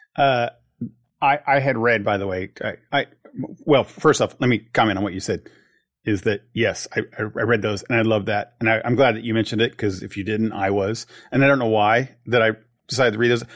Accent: United States; As an American

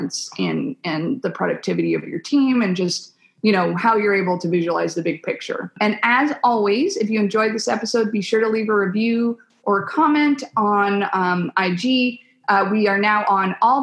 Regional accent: Virginia, United States; I'm from Virginia myself

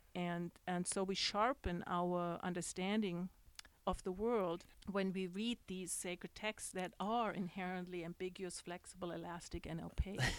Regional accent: Germany; moved away as an adult; also born or lived in New York; now in Dallas, United States; when I grew up in Germany

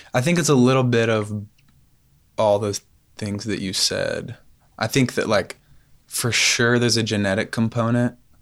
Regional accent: Knoxville, Tennessee, United States; I grew up in West, yeah, West Knoxville

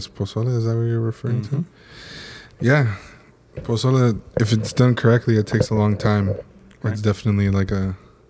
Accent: Orange County, California, United States; I grew up in Orange County.

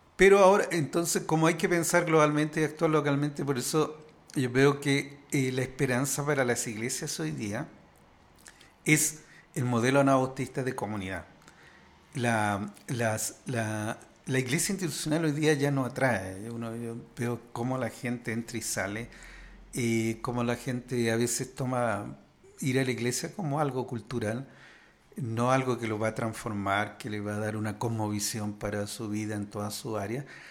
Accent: Chile; yo vengo de Chile

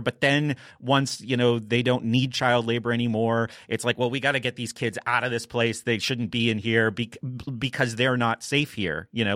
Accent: New Hampshire, United States; I grew up in New Hampshire

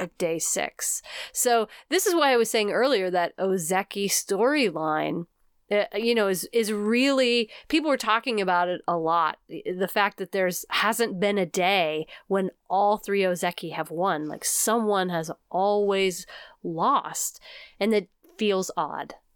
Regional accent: United States; we are American through and through.

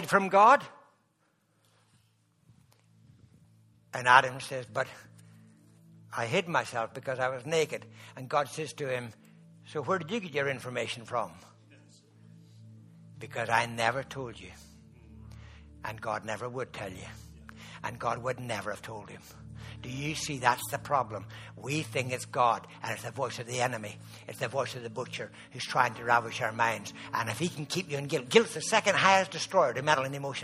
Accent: Ireland; I'm Irish

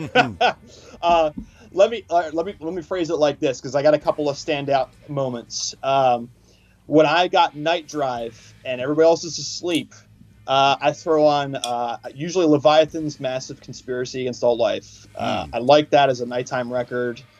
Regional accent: Washington, United States; uh, in Washington State when I was growing up.

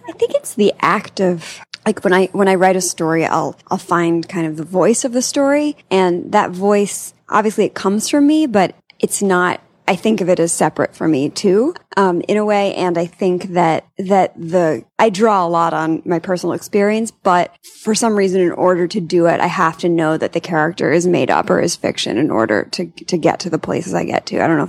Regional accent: Long Island, New York, United States; Long Island.

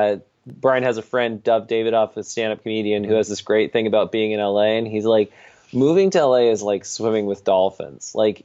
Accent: Saudi Arabia; born there; also born or lived in Brazil / Greece / England; I was born in Saudi Arabia, lived in Brazil, lived in Greece, lived in England, you know, just all over the place.

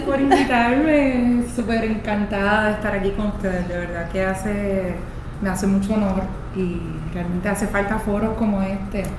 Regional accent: Puerto Rico; yo me fui a estudiar fuera de Puerto Rico porque en ese momento no existía un programa local

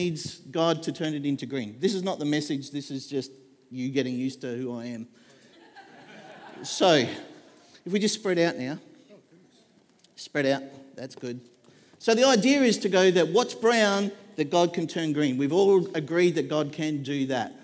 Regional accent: Queensland, Australia; now in Devonport, Australia; We grew up in Queensland

